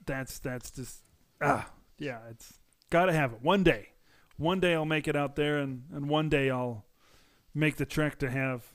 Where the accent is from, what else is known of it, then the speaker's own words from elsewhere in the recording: Wisconsin, United States; But I'm from Wisconsin.